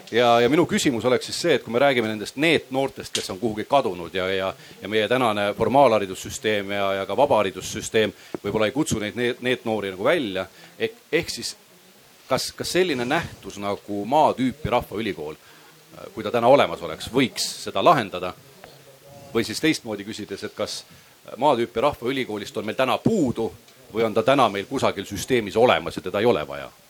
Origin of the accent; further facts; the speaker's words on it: Kunda, Lääne-Viru County, Estonia; ma ise olen pärit Kundast